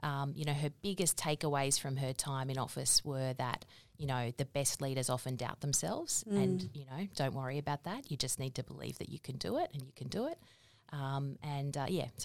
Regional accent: Fairfield, New South Wales, Australia; So born in Fairfield, grew up there, went to school in Merrylands.

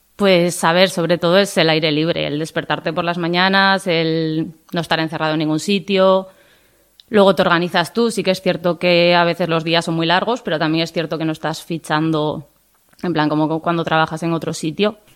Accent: Tudela, Navarre, Spain; tengo 28 años y soy de Tudela

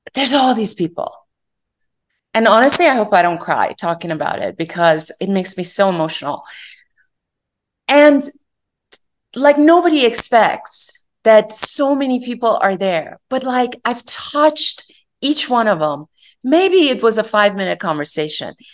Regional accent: Iran; moved away; I was born and raised in Iran

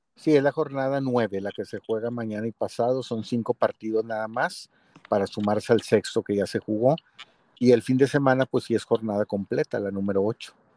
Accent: Monterrey, Nuevo León, Mexico; me toca a mí como regio

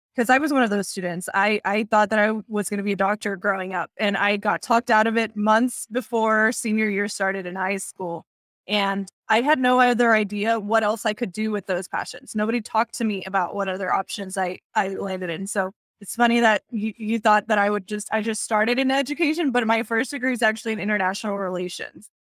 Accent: Texas, United States; also born or lived in Puerto Rico; I was born in Puerto Rico, but I was raised here in Texas.

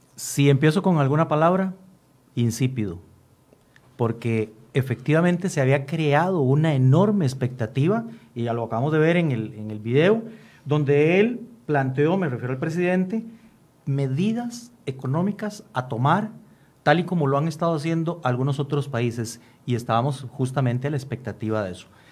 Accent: Costa Rica; como costarricenses

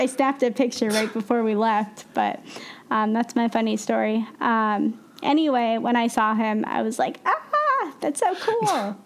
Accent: Midwest, United States; moved away; we're both originally from the Midwest

